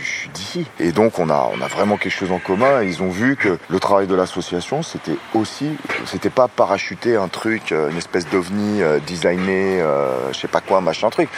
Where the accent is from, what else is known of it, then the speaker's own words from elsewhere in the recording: Seine-Saint-Denis, Île-de-France, France; je suis né, j'ai grandi en Seine-Saint-Denis